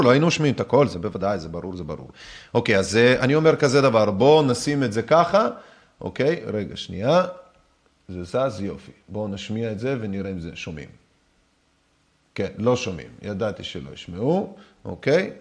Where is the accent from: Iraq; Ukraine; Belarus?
Belarus; Minsk; moved away; נולדתי במינסק בלארוס